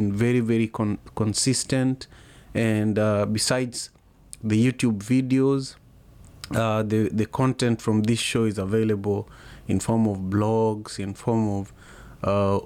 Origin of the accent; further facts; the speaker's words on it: Kisumu, Kisumu County, Kenya; now in Seattle, United States; I am in Seattle, Washington, and I am originally from Kisumu, Kenya